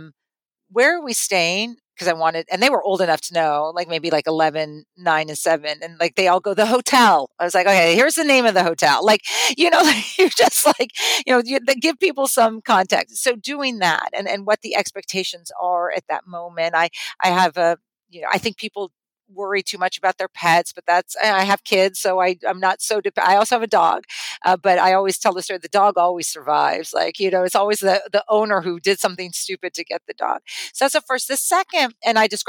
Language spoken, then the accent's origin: English; California, United States; moved away; I grew up in California